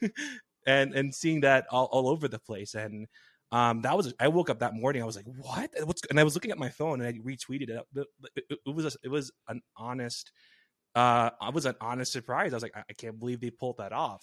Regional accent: New Jersey, United States; from my hometown back in Jersey

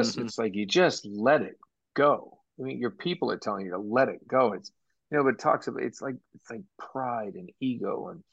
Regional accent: near Boston, Massachusetts, United States; I grew up near Boston

